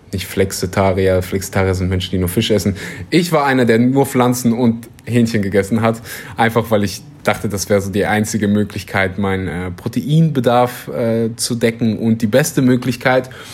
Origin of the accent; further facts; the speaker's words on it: Kleverland, North Rhine-Westphalia, Germany; now in Bali, Indonesia; Also da, wo ich herkomme, aus dem wunderbaren äh, Rheinland, Kleverland